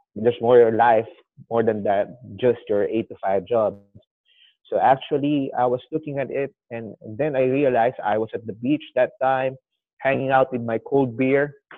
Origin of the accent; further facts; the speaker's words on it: Philippines; I'm 29, a Filipino traveler.